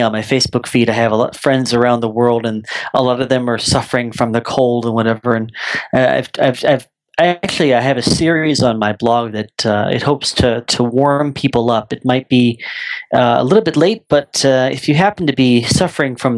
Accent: near Chicago, Illinois, United States; moved away as an adult; also born or lived in South Korea; now in Thailand; I'm originally from the US. I was born near Chicago, Illinois

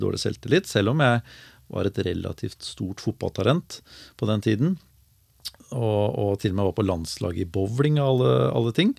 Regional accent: Larvik, Vestfold, Norway; also born or lived in Oslo / Skien; jeg er født og oppvokst i Larvik

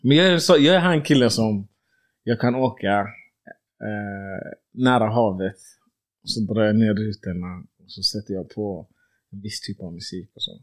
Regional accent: Sweden; som svensk

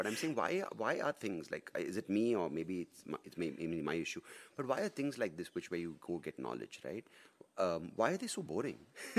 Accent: Bangalore, Karnataka, India; I'm a city boy, right? Born and brought up in Bangalore

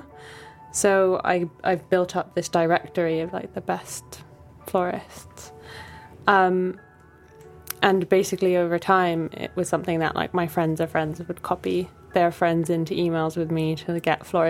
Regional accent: Bali, Indonesia; now in London, United Kingdom; I grew up in Bali

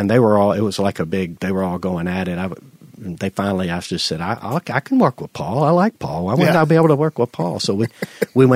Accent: Madison, United States; all my friends I grew up with in Madison

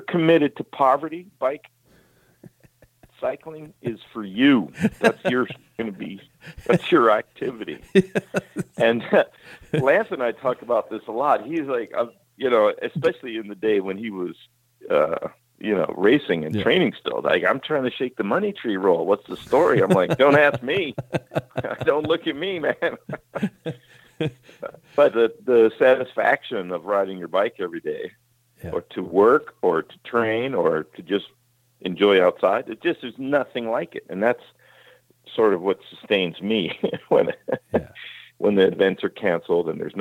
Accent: California, United States; I grew up in California

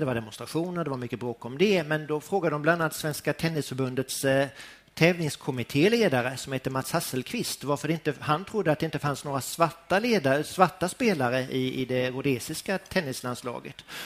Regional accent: Båstad, Skåne, Sweden; Jag är ju född och uppvuxen i Båstad av alla ställen, denna lilla idylliska ort i nordvästra Skåne

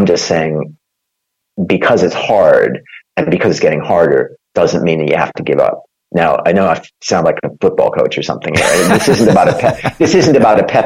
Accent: Minnesota, United States; moved away as an adult; now in United Kingdom; I was born in Minnesota

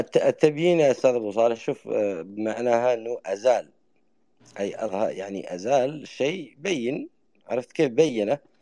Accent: Yemen; accent: Yemeni dialect; احنا بلهجتنا اليمن

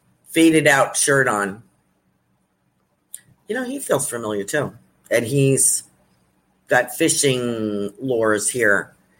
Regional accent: Australia; I'm Australian. Across the pond is what we call New Zealand.

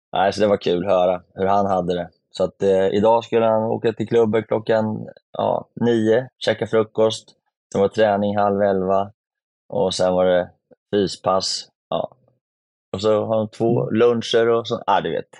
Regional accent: Sweden; Som svensk

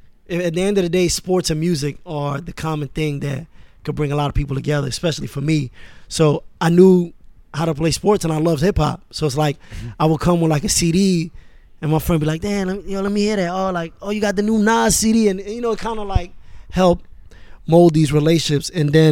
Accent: Queens, New York, United States; also born or lived in Paris, France; when I moved to Queens, I was 10. You know, I was born in France, in Paris, and my dad worked for the United Nations, for UNESCO. So we moved around a lot.

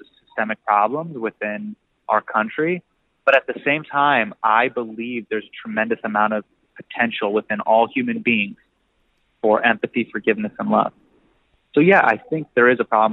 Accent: Davis, California, United States; I grew up in Davis, California, a small town in Northern California

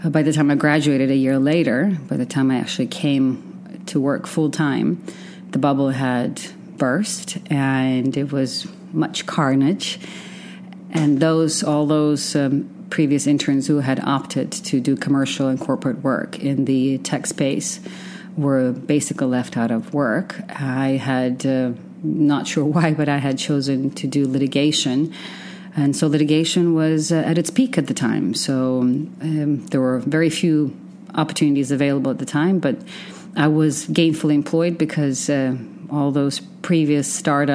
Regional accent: Western Ukraine, Ukraine; also born or lived in Oregon / San Francisco / Austin, Texas; now in Dubai, United Arab Emirates; I grew up in what used to be the Soviet Union, which is now Western Ukraine. Moved to the States in 1992

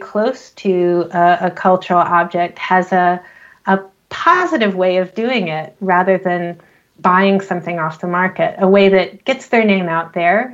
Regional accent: United States; also born or lived in Scotland; I'm American

